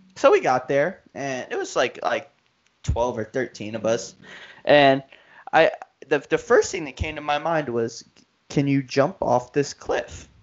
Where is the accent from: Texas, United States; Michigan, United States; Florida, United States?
Florida, United States; Miami; we're from Miami